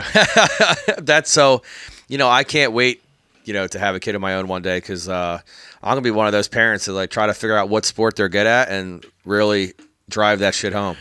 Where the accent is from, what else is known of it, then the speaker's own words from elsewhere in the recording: Bucks County, Pennsylvania, United States; I grew up in Bucks County